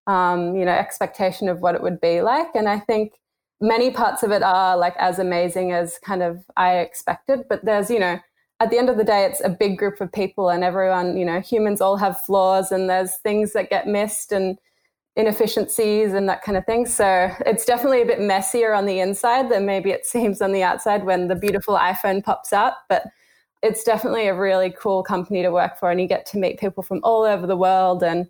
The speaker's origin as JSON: {"language": "English", "country": "Australia", "tie": "born or raised there", "also_born_or_lived": "Melbourne", "moved": "as an adult", "lives_now": "San Francisco, United States", "said": "I grew up in Australia, small country town"}